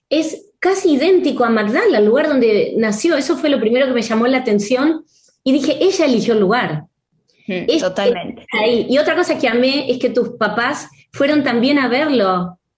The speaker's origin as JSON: {"language": "Spanish", "country": "Argentina", "said": "hola, soy argentina, hago esto, esto y esto"}